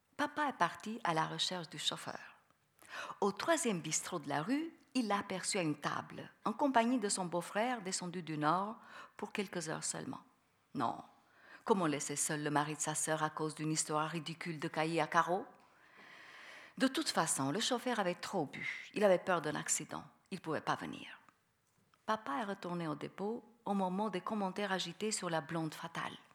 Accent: Albania; French is a second language; moved away; mon pays natal

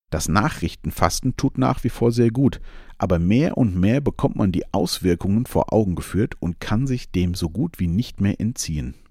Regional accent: Germany; born there; Da habe ich es mit meinem Geburtsland Deutschland gut getroffen, habe die knapp 50 Jahre, die ich jetzt lebe, diese Freiheit für mich gefühlt zu 100 Prozent gehabt.

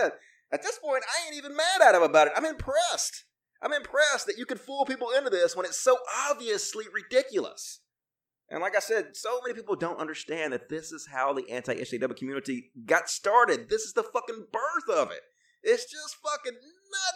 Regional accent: Mississippi, United States; I grew up in Mississippi and I had a Mississippi education

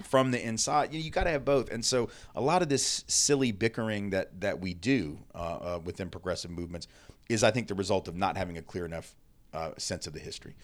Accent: Nashville, Tennessee, United States; I'm Jewish and I grew up in the South. So I guess, like, there were certainly times that I was mistreated, um, being Jewish in a place like Nashville, Tennessee

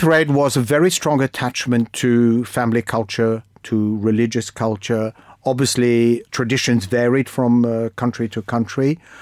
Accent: Egypt; now in United Kingdom; I come from Egypt

